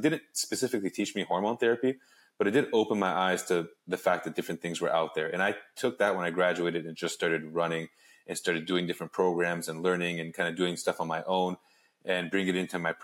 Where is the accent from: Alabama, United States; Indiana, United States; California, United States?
California, United States; Los Angeles; also born or lived in Arizona; I grew up in Los Angeles.